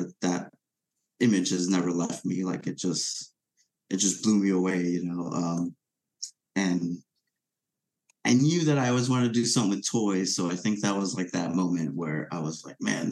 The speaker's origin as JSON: {"language": "English", "country": "Venezuela", "tie": "born or raised there", "moved": "yes", "said": "I grew up in Venezuela"}